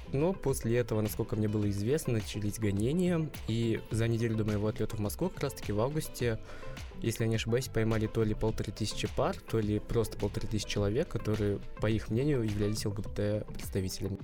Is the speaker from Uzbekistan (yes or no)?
yes; Uzbekistan; moved away as an adult; now in Moscow, Russia; Я родом из Узбекистана, и это довольно консервативная страна